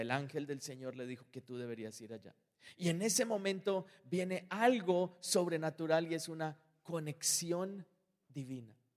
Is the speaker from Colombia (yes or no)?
yes; Colombia; moved away; yo soy colombiano